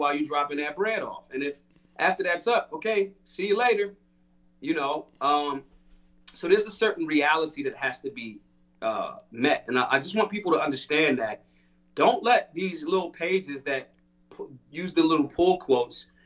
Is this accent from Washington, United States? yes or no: no; Philadelphia, Pennsylvania, United States; I'm from Philly